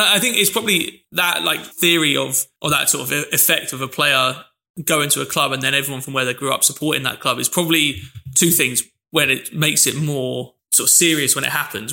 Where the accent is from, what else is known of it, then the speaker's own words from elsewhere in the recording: London, United Kingdom; I mentioned my dad's from Manchester, but I grew up in London.